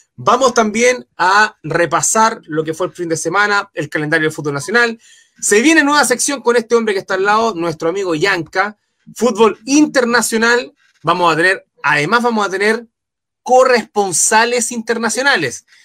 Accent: Chile; buen chileno

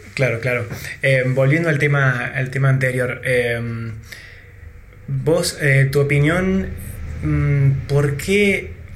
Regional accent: Argentina; que tuvimos nosotros en Argentina

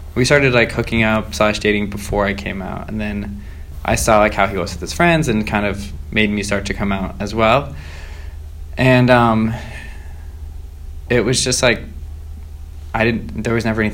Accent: Myrtle Beach, South Carolina, United States; I'm from South Carolina.

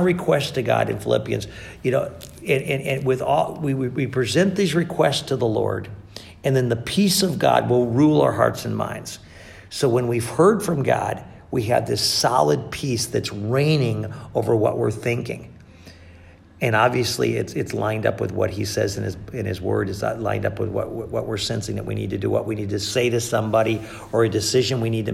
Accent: Catskill Mountains, upstate New York, United States; I grew up in the Catskill Mountains of upstate New York

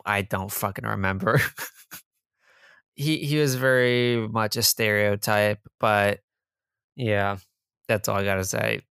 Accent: New Jersey, United States; I'm from Jersey, not New York.

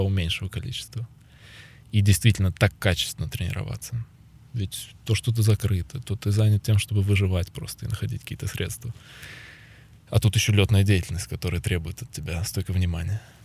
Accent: Ukraine; когда возвращался сюда, в Украину

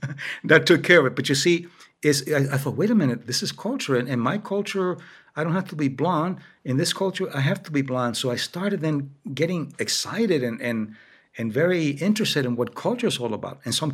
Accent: New York, United States; also born or lived in Miami, Florida; I grew up in New York and Miami. In New York, I was living as a child in an Irish-German neighborhood. There weren't a lot of Spanish at the time.

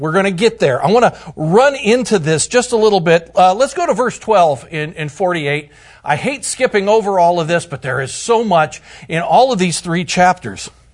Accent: Bucyrus, Ohio, United States; now in Indiana, United States; my hometown is Bucyrus, Ohio

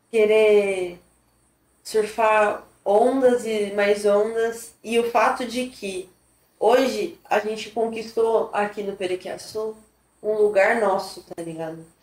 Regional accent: Ubatuba, São Paulo, Brazil; also born or lived in Taboão da Serra, São Paulo; E aí, com dois anos de idade, quase três, eu mudei para Batuba. Minha família se mudou para cá. Eu cresci literalmente na beira da praia

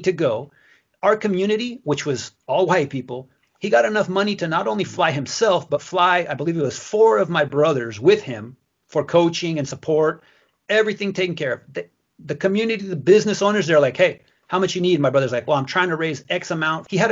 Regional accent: United States; also born or lived in Mexico; I grew up in the farming community.

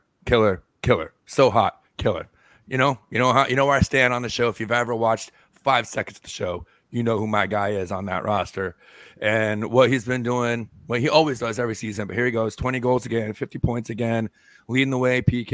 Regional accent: North Florida, United States; now in Tampa, United States; we grew up in North Florida

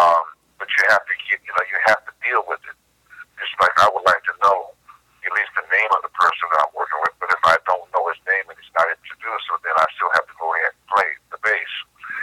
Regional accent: New York, United States; Whereas me, I was from New York.

